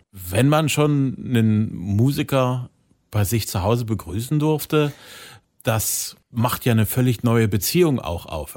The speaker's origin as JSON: {"language": "German", "town": "Zwickau", "region": "Saxony", "country": "Germany", "tie": "born or raised there", "said": "in meiner Heimatstadt"}